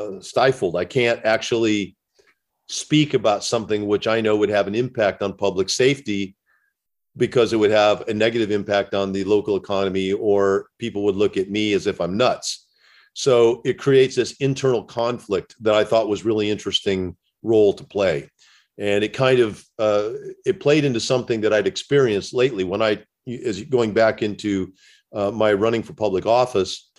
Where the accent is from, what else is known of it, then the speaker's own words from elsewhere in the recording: Indiana, United States; I grew up in the Midwest. And in Indiana, where I grew up